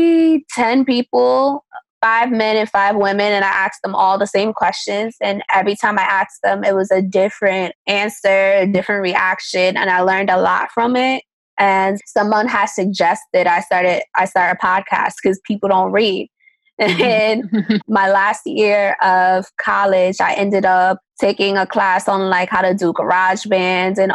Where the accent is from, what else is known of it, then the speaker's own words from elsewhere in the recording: New York City, New York, United States; also born or lived in Maryland; I'm from Harlem, New York.